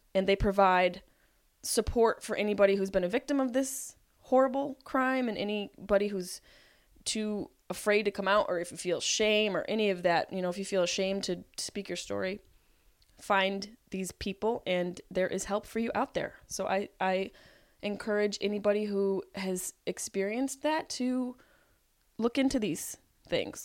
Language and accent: English; Syracuse, New York, United States; by this accent that I am from Syracuse, New York